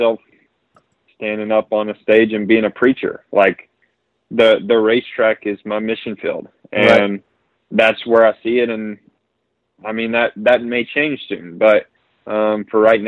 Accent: North Carolina, United States; we're both from North Carolina

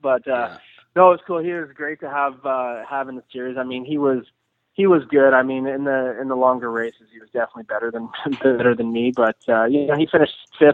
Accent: Nova Scotia, Canada; moved away as an adult; now in British Columbia, Canada; I'm from Nova Scotia, but I'm a BC Legend

